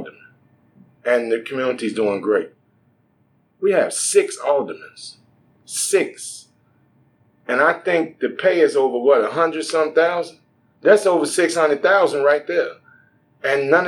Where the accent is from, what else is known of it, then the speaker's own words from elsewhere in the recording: Chicago, Illinois, United States; I'm born and raised in Englewood